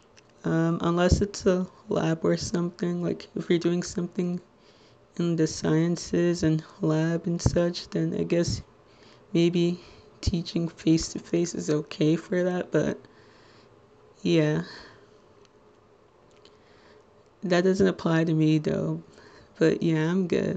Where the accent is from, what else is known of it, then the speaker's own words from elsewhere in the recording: Little Ferry, New Jersey, United States; I'm from Little Ferry, New Jersey, which, if you're not familiar with, it's in Bergen County, the neighboring town between Hackensack and Teaneck.